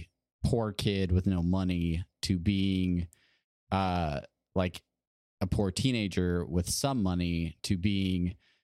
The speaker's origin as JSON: {"language": "English", "region": "California", "country": "United States", "tie": "born or raised there", "said": "I had to work three jobs growing up in Southern California to try and eat and have a vehicle and have a place to live"}